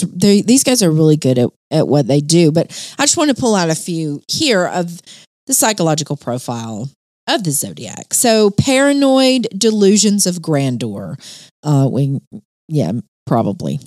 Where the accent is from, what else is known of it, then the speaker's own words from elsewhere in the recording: Alabama, United States; I'm from Alabama